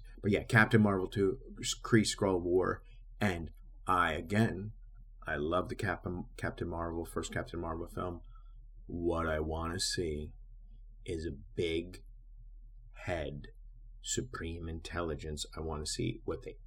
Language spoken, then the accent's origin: English; Jersey City, New Jersey, United States; moved away; That was my hometown for mostly 15 years there